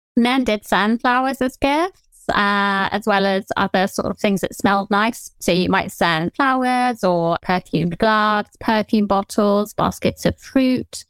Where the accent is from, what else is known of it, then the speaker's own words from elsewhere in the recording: southern England, United Kingdom; accent: Generic Southern; Generic Southern accent.